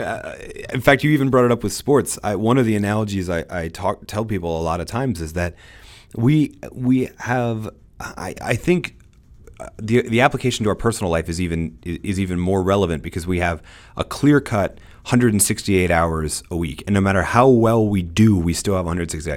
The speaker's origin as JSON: {"language": "English", "country": "United States", "said": "I'm an American"}